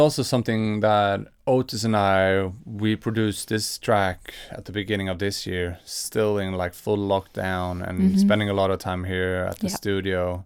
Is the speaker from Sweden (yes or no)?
yes; Swedish West Coast, Sweden; And we're both from the Swedish West Coast.